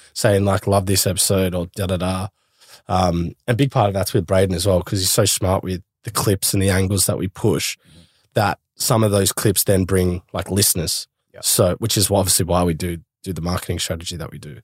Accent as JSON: {"language": "English", "country": "Australia", "said": "I go to the UK and I'm Aussie."}